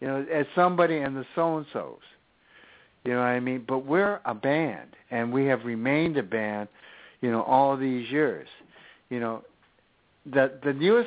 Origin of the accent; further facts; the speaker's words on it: Los Angeles, California, United States; me being born and raised in East L.A.